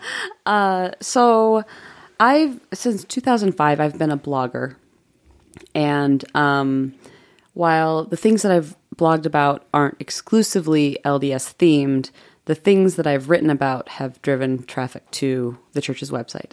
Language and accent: English; Jamestown, New York, United States; moved away as an adult; also born or lived in Provo, Utah; I grew up in Jamestown, New York.